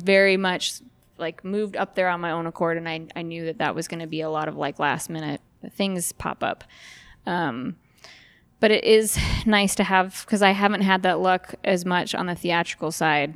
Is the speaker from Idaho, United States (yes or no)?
yes; Idaho Falls, Idaho, United States; now in Frazier Park, United States; I grew up in Idaho Falls